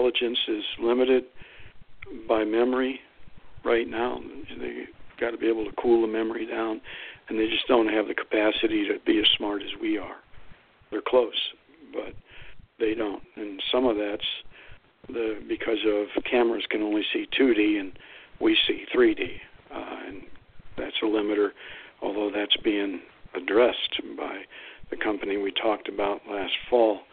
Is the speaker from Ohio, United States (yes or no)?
yes; Lordstown, Ohio, United States; moved away; It's actually my hometown. I grew up there.